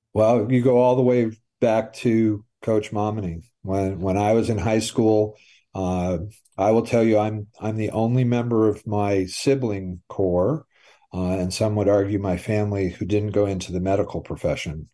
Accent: Brattleboro, Vermont, United States; I grew up in Brattleboro, was born there.

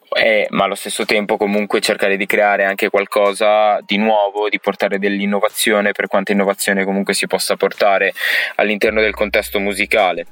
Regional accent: Alfonsine, Emilia-Romagna, Italy; sono di Alfonsini, un piccolo paesino in provincia di Ravenna

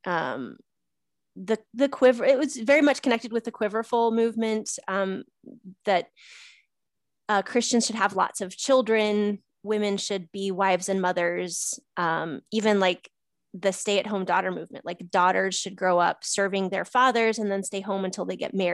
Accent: Missouri, United States; I flew halfway across the country to a family get together uh, to my hometown in Missouri.

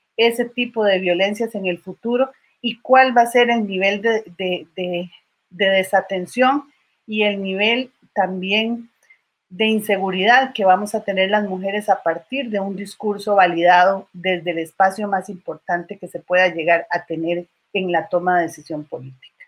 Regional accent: Costa Rica; como costarricenses

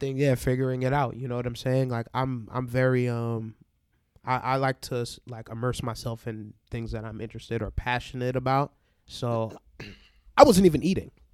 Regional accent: Barbados; moved away; also born or lived in New York; I'm from Barbados

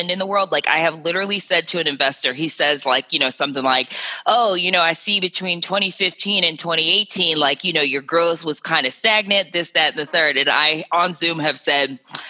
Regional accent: Cleveland, Ohio, United States; now in New York City, United States; I'm from Cleveland, Ohio

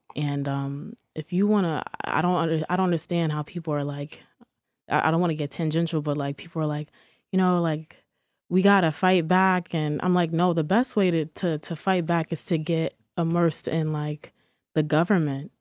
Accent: Peekskill, New York, United States; also born or lived in Harlem, New York; I'm from Peekskill, New York, but also I, I, I do claim Harlem. Um, I've, I've been between the two, like, my entire life

